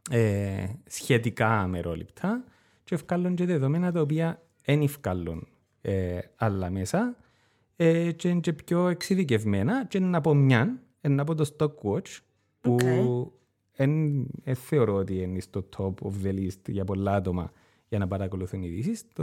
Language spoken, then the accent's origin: Greek; Cyprus; Ως Κύπριος πολίτης.